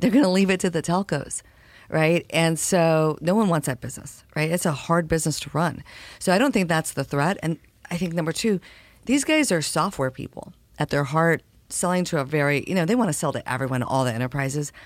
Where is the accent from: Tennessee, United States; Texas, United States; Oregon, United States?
Texas, United States; El Paso; I was born in El Paso, Texas